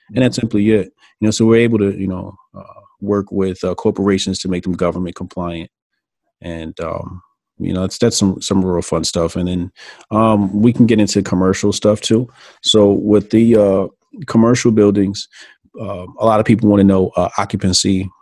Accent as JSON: {"language": "English", "town": "Newark", "region": "New Jersey", "country": "United States", "tie": "born or raised there", "also_born_or_lived": "Irvington, New Jersey / East Orange, New Jersey / Elizabeth, New Jersey / Hillside, New Jersey", "said": "Newark, Newark, New Jersey. Okay. North, New Jersey. Then, um, you know, I moved to the burbs, graduated high school. But I'm a Jersey guy, man. I'm Jersey born and raised"}